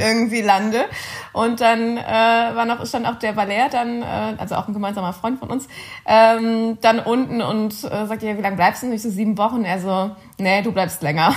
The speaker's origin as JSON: {"language": "German", "town": "Cologne", "region": "North Rhine-Westphalia", "country": "Germany", "also_born_or_lived": "Bonn", "moved": "as an adult", "lives_now": "Vienna, Austria", "said": "Ich bin Kölnerin"}